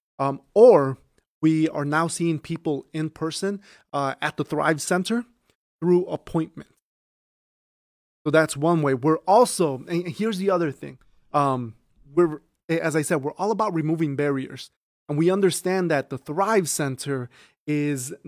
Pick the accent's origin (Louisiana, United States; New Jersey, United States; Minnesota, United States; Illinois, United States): Illinois, United States; Chicago; moved away as an adult; now in Aurora, United States; I grew up in Chicago, West Rogers Park.